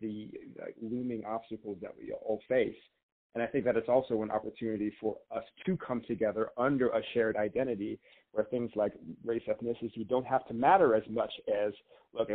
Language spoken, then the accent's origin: English; Tulsa, Oklahoma, United States; now in Denver, United States; I'm originally from Tulsa, Oklahoma